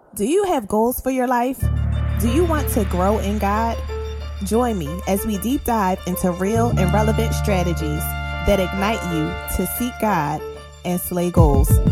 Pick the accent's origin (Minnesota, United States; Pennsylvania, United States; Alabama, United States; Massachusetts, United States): Pennsylvania, United States; Philadelphia; born and raised in Philly